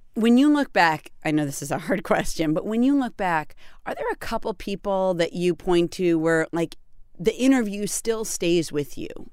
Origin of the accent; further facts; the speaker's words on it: Peterborough, New Hampshire, United States; I was born in Peterborough, New Hampshire